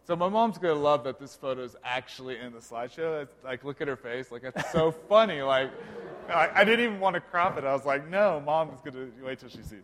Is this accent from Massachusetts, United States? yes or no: no; Bartlesville, Oklahoma, United States; I'm originally from Bartlesville, Oklahoma, small Midwest town about 45 minutes north of Tulsa